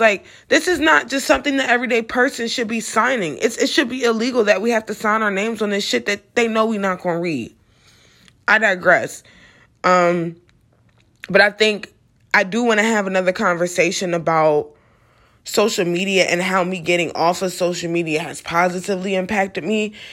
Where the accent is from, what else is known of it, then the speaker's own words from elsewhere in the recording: United States; me being an American